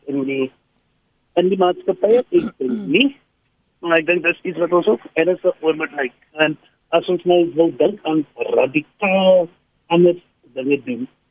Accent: South Africa; ons as Suid-Afrikaners

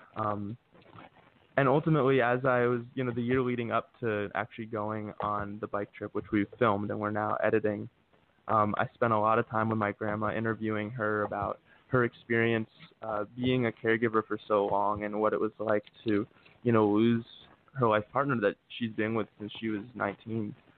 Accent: Philadelphia, Pennsylvania, United States; moved away as an adult; now in Los Angeles, United States; I'm currently located in LA. Um, I grew up in Philadelphia and spent a lot of time in my Northeast, but about a year ago moved out here

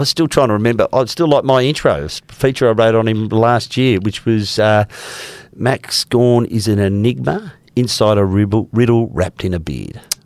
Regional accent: Melbourne, Victoria, Australia; now in Perth, Australia; I grew up in Melbourne, in the mud heaps of Melbourne, or outer east in Melbourne

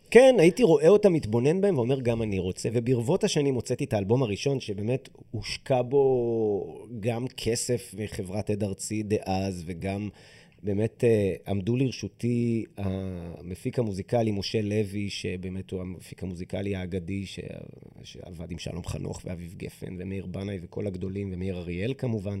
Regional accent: Israel; אנחנו במדינה שבה השירות הזה הוא שירות חובה

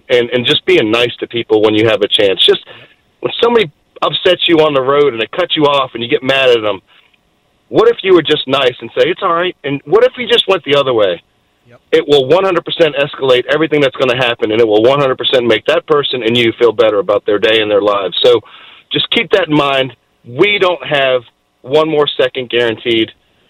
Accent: Boston, Massachusetts, United States; moved away as an adult; now in Virginia, United States; And, you know, I came up from Boston as a young guy, and you didn't grow up here either.

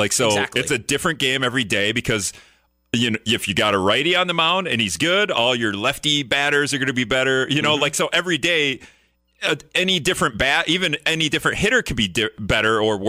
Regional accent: Appleton, Wisconsin, United States; But I'm from Appleton, so like I grew up, but I kind of despise Packer fans because we've been spoiled since Brett Favre.

